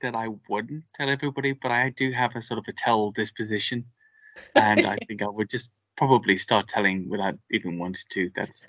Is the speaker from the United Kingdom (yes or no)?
yes; United Kingdom; because I'm British and I don't have a gun here.